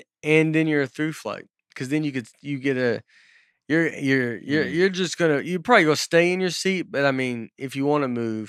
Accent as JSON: {"language": "English", "region": "Northern US", "country": "United States", "accent": "northern", "said": "My first day, she asked my name, and I said, … is my northern, in my northern accent."}